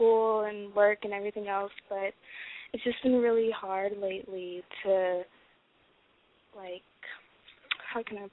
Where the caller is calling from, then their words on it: Detroit, Michigan, United States; I'm 19, and I'm calling from Detroit